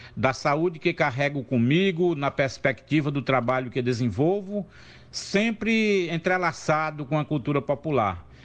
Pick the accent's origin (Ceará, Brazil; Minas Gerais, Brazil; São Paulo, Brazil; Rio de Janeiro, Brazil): Ceará, Brazil; Juazeiro do Norte; born or raised there; also born or lived in Crato, Ceará; now in Fortaleza, Brazil